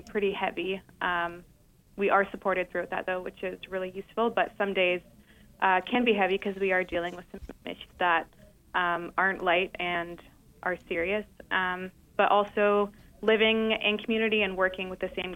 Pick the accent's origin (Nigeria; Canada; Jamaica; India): Canada; moved away; also born or lived in Ontario; I'm from Canada, so I went to school in Ontario